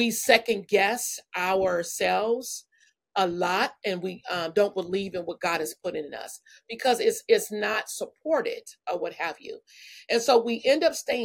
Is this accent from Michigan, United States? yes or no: yes; Benton Harbor, Michigan, United States; moved away as an adult; now in California, United States; I'm from a small town, Benton Harbor, Michigan, and grew up in a beautiful family